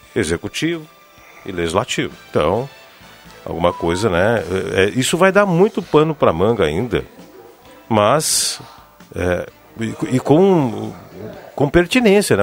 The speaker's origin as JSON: {"language": "Portuguese", "town": "Rio Pardo", "region": "Rio Grande do Sul", "country": "Brazil", "said": "minha terra, Rio Pardo"}